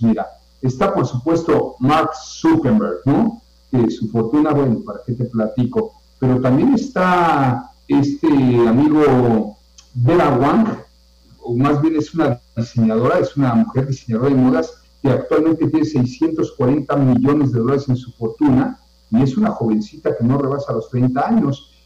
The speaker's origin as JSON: {"language": "Spanish", "region": "Yucatán", "country": "Mexico", "said": "como mexicanos, como yucatecos"}